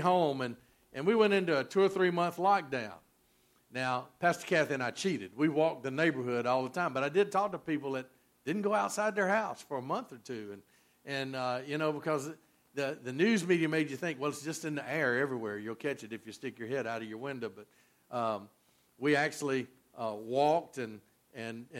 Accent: Georgia, United States; moved away; also born or lived in Louisiana; Where I grew up in Georgia

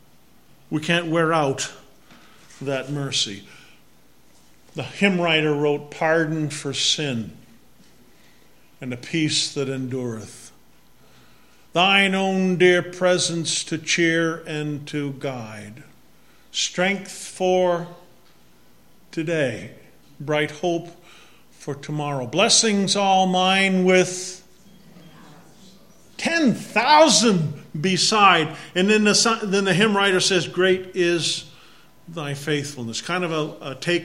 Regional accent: Massachusetts, United States; accent: Massachusetts; my Massachusetts accent

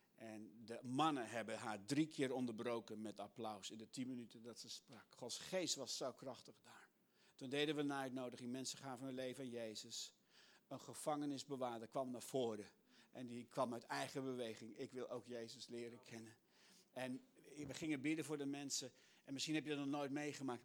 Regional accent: Netherlands; als Nederlander

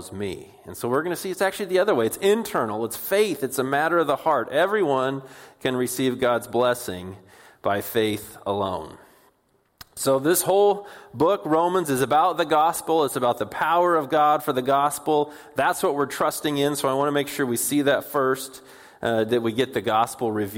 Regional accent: Puyallup, Washington, United States; also born or lived in Bellingham, Washington; where we grew up in Puyallup

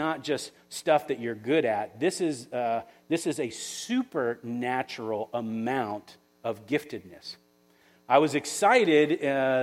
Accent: Florida, United States; now in West Michigan, United States; I'm from Florida

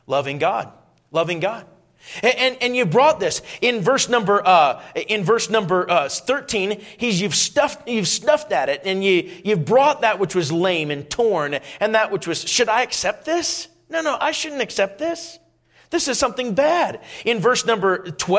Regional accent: Minnesota, United States; moved away; I grew up in Minnesota

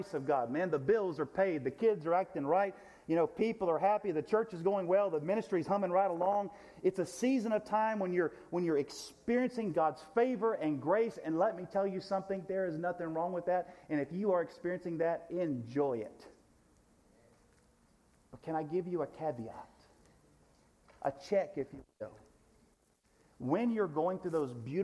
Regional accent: United States; American Christians in the United States of America

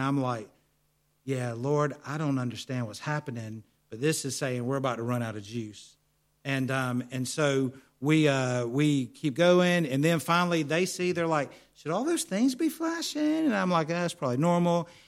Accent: United States; accent: American; my American accent

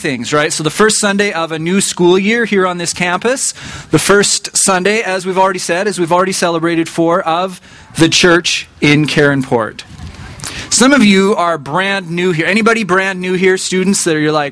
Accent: rural Saskatchewan, Canada; I grew up only about an hour's drive away from here in rural Saskatchewan

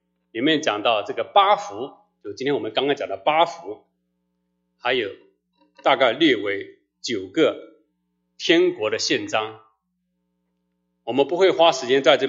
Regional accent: China; 所以，我们中国人好像这个“虚心”字好像还比较好理解

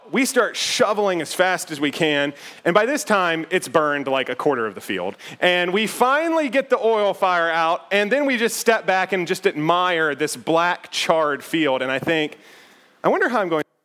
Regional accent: United States; the house where I grew up out in Bedford County

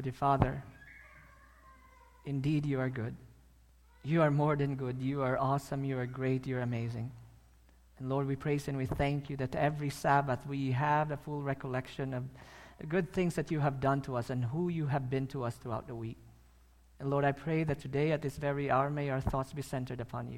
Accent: Philippines; I'm a Filipino.

